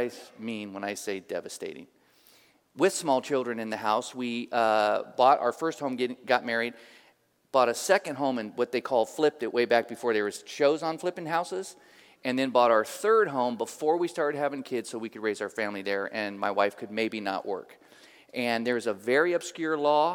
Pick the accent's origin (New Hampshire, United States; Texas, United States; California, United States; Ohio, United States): California, United States; Oakland; I grew up in Oakland, East 31st Street, by Highland Hospital.